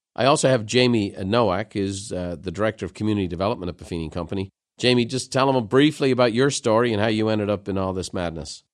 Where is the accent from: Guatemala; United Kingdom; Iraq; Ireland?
Ireland; Dublin, Leinster; moved away; growing up in Dublin